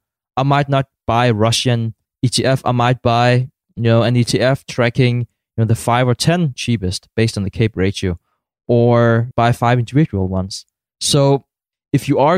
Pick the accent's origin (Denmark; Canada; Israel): Denmark